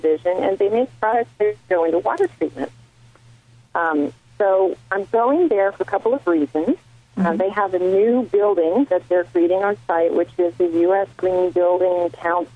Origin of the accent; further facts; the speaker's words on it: Washington, United States; moved away; I'm originally from Washington State, so Seattle has a sweet spot in my heart here